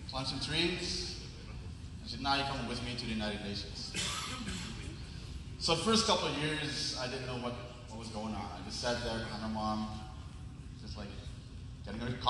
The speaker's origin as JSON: {"language": "English", "region": "Maluku", "country": "Indonesia", "said": "I'm from Maluku. If you don't know where it is right above Australia, between Australia and Philippines."}